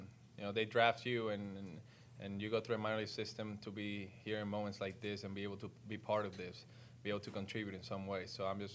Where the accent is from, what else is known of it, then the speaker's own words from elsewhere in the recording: Puerto Rico; moved away; I got a plane going to Puerto Rico on Sunday, full of supplies, water, food, in order for me to help my hometown over there.